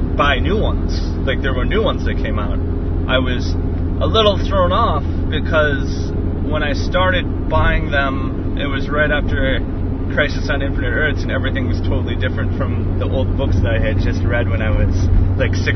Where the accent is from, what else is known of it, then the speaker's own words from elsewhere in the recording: Green Bay, Wisconsin, United States; moved away; I'm from Green Bay, which is, you know, a couple hours north of Milwaukee